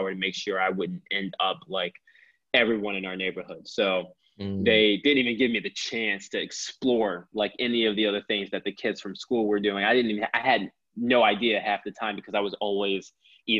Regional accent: Philadelphia, Pennsylvania, United States; I've lived through so many different experiences growing up in Philly

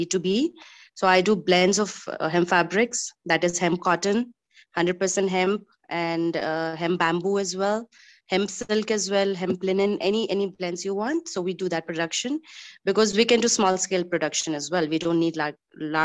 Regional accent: Nepal; I'm from Nepal.

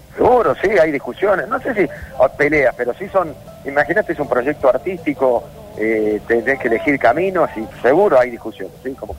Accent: Córdoba, Argentina

